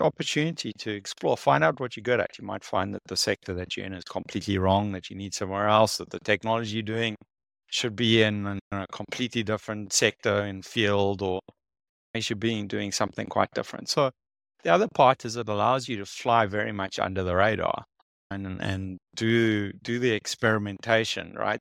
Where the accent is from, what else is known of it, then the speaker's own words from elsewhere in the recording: South Africa; I'm from South Africa.